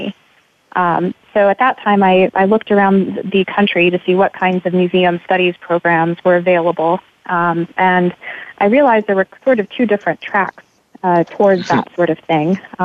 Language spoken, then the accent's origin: English; Missouri, United States; moved away as an adult; now in Richmond, United States; back in my home state of Missouri